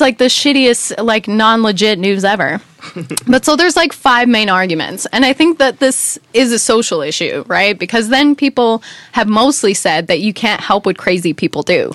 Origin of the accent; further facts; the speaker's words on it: United States; moved away; as an American